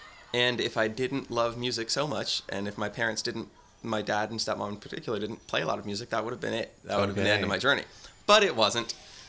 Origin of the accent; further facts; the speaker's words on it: San Francisco, California, United States; born there; I was born at San Francisco General.